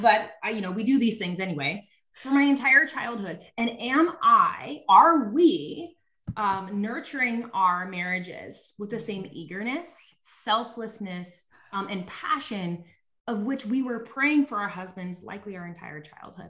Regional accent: Nebraska, United States; I'm from Nebraska

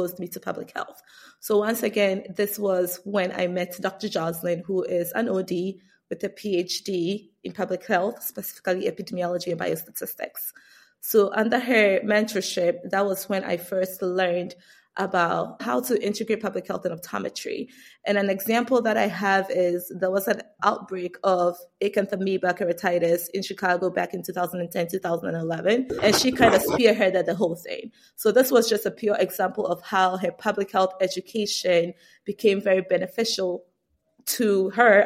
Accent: Ghana; moved away as an adult; now in United States; I grew up in Ghana, West Africa, and I immigrated to the United States for college. So right after high school, I moved to the United States.

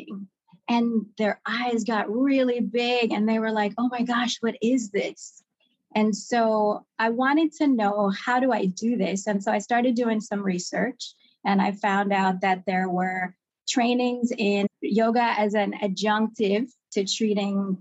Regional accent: Kingston, Jamaica; as a child growing up in Kingston, Jamaica

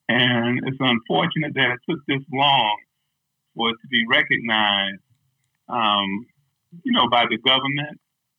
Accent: New York, United States; now in Minnesota, United States; I'm originally from New York

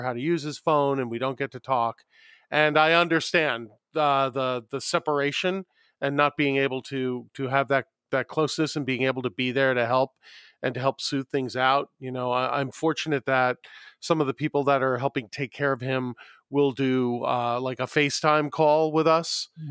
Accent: New York, United States; now in Southern California, United States; I'm from New York originally

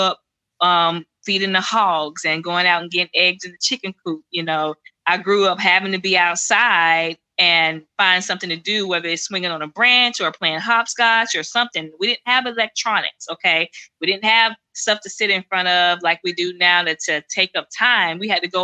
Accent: Silas, Alabama, United States; I grew up in Silas, Alabama. That's where I'm from

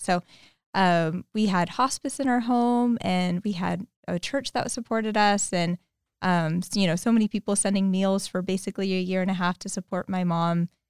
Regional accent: Modesto, California, United States; moved away as an adult; also born or lived in Petaluma; They moved to Modesto in nineteen ninety-one. They raised me and my, uh, older sister there

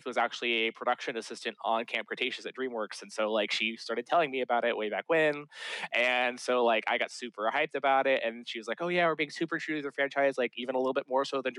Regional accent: Dallas, Texas, United States; I grew up in Dallas

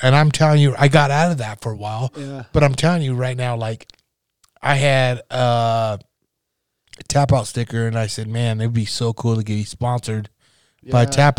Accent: Nebraska, United States; moved away; I grew up in Nebraska, small farm down Nebraska.

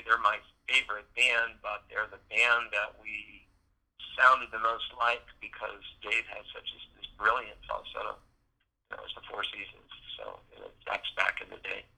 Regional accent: Indiana, United States; moved away as an adult; also born or lived in San Francisco Bay Area; moving back to Indiana

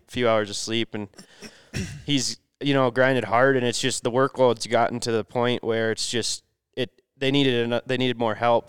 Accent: Minnesota, United States; I'm from Minnesota

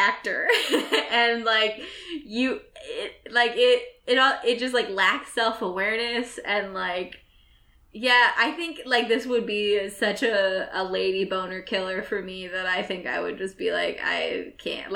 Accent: Midwest, United States; accent: Midwestern; moved away; My accent changes when I go home. I sound way more Midwestern when I'm home

